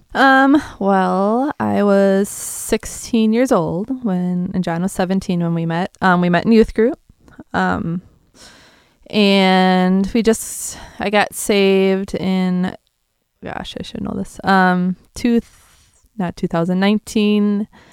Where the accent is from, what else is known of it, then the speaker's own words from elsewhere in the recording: south of Green Bay, Wisconsin, United States; I'm from Wisconsin.